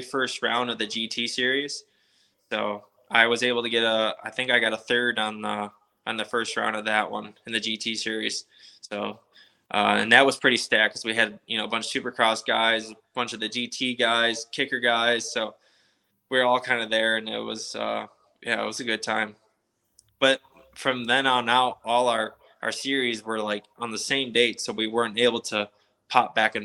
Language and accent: English; Lockport, New York, United States; moved away; It's like a place 20 minutes from my hometown